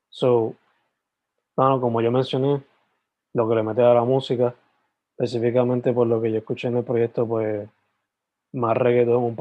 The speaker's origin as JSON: {"language": "Spanish", "town": "Guaynabo", "country": "Puerto Rico", "said": "Eh, yo soy de Guaynabo."}